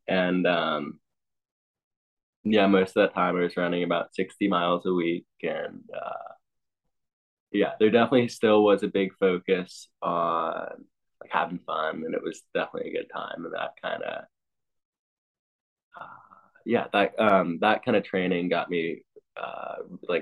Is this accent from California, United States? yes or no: no; Ithaca, New York, United States; I grew up in Ithaca with parents that were runners